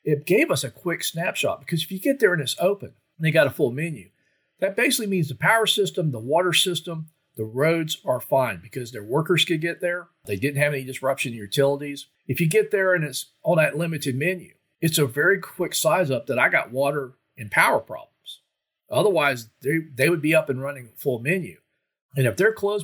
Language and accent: English; Florida, United States; growing up in Florida